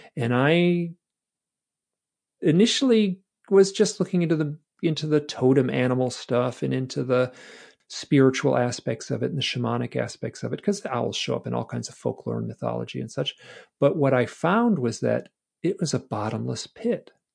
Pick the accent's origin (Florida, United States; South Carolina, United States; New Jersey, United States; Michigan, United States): Michigan, United States; I'm from Michigan